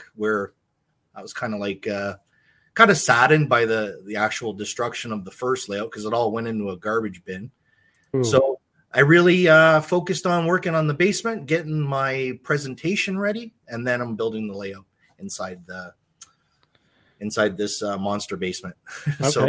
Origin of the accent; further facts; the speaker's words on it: Windsor, Ontario, Canada; I'm actually from the Windsor, Ontario area. That's where I was born and raised.